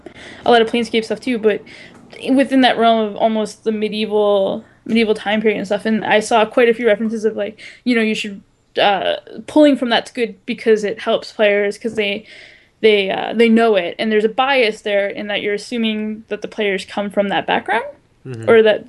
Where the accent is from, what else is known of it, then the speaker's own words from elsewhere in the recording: Japan; why should I concentrate on medieval Europe when I am from Japan and that's my ancestry?